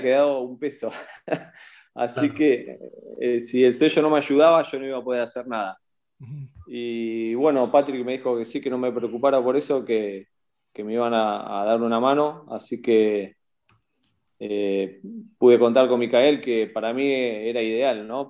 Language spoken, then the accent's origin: Spanish; Bahía Blanca, Buenos Aires Province, Argentina; soy de Bahía Blanca, de Argentina